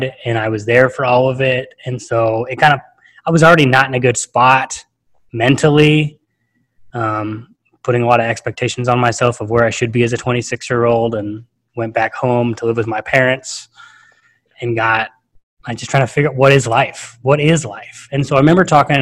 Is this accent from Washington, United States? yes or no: no; Fresno, California, United States; moved away as an adult; now in Atlanta, United States; I'm currently living in Atlanta. I'm originally from Fresno, California, so right in the Central Valley